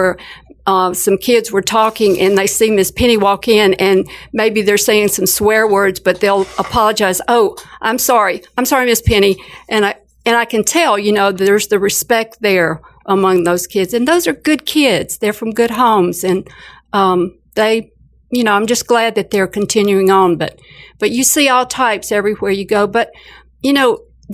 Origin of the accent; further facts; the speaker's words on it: Alabama, United States; growing up in Alabama in a large family with not a whole lot of money